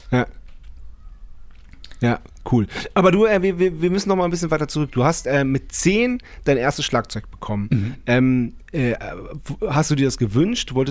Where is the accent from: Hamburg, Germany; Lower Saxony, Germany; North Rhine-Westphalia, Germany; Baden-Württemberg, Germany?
Baden-Württemberg, Germany; Schorndorf; born or raised there; moved away; also born or lived in Waiblingen